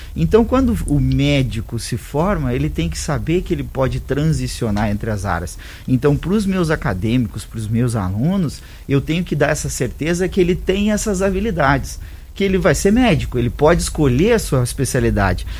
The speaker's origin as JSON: {"language": "Portuguese", "region": "Santa Catarina", "country": "Brazil", "moved": "yes", "lives_now": "Rio Verde, Brazil", "said": "eu sou catarinense, mas tem mais de 15 anos que eu tô em Rio Verde"}